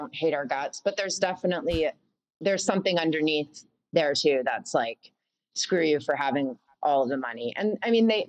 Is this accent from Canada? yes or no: yes; Canada; also born or lived in United States; And yeah, and P.S. I'm Canadian. I know I lived in the States.